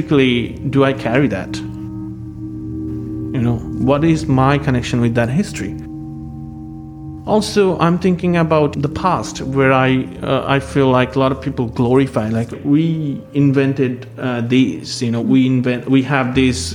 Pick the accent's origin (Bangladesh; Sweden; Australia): Bangladesh; Dhaka, Dhaka Division; moved away as an adult; now in Philadelphia, United States; I'm from Dhaka. Dhaka is a very chaotic city